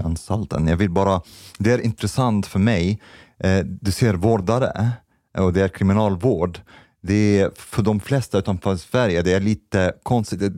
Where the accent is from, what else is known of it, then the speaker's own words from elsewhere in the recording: Egypt; now in Sweden; Jag kommer från Egypten